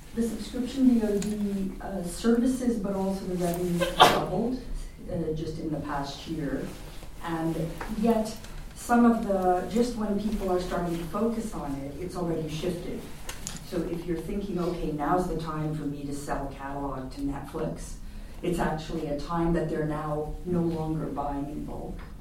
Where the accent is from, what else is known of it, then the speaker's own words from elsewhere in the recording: Canada; now in Netherlands; I'm Canadian